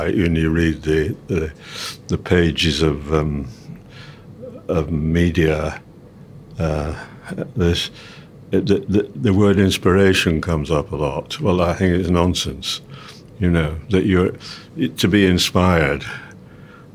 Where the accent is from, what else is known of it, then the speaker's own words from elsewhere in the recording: England, United Kingdom; I'm an English composer